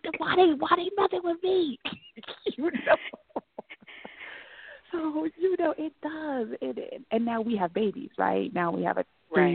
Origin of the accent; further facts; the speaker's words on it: Manteca, California, United States; I grew up in Manteca, which is out in the Central Valley